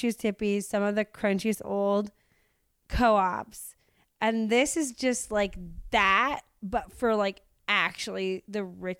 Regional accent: Seattle, Washington, United States; now in Los Angeles, United States; I'm from Seattle

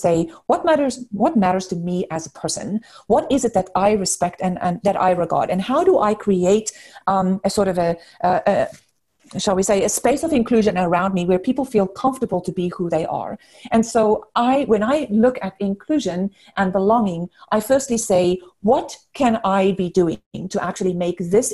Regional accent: South Africa; moved away as an adult; now in United States; I grew up in South Africa. I spent most of my kind of childhood and adult years in South Africa, grew up there. I came to the US about 20 years ago, so this is definitely home

